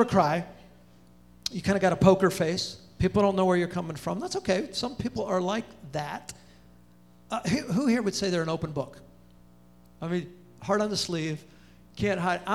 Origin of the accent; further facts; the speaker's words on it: Pomona, California, United States; now in Charlotte, United States; I'm talking Pomona, which is the armpit of California